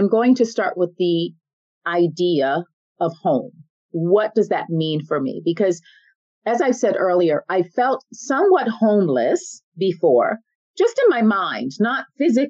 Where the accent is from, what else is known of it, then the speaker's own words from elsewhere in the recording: United States; moved away as an adult; now in Paris, France; I'm American